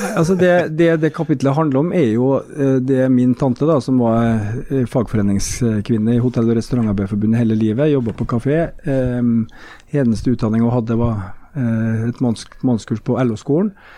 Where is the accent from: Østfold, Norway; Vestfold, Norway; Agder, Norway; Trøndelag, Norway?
Trøndelag, Norway; Trondheim; born or raised there